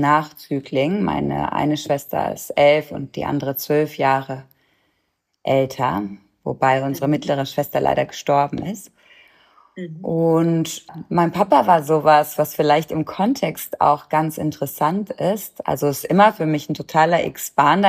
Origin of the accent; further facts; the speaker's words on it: Germany; now in Cologne, Germany; ich bin in der Nähe von der holländischen Grenze groß geworden